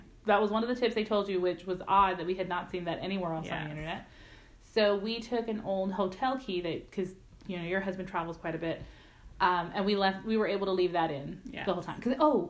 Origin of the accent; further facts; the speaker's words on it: Texas, United States; You know, we're from Texas.